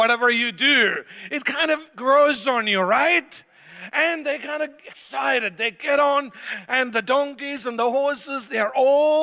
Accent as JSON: {"language": "English", "country": "India", "said": "I'm Indian, I'm used to lots of noise"}